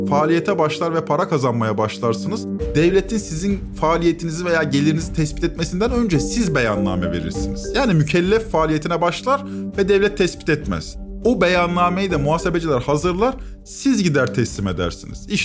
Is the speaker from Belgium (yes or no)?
no; Syria; now in Turkey; Yok ben Suriyeliyim.